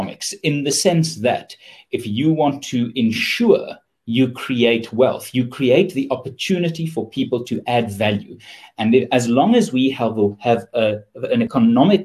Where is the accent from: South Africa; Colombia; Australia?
South Africa; Pretoria, Gauteng; I'm from Pretoria.